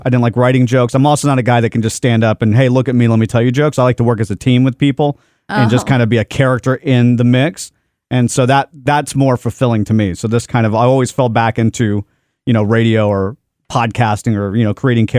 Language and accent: English; Dallas, Texas, United States; I grew up here in Dallas